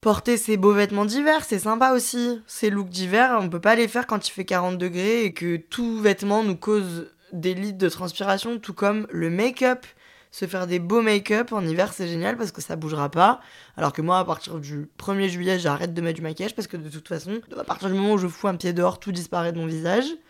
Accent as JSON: {"language": "French", "town": "Lyon", "region": "Auvergne-Rhône-Alpes", "country": "France", "said": "en tant que lyonnaise, je suis très très proche de des stations de ski"}